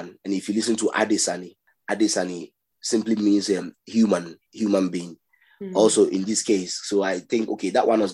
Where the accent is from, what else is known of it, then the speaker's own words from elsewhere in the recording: Ghana; also born or lived in Nigeria; I grew up also in Kwashibu.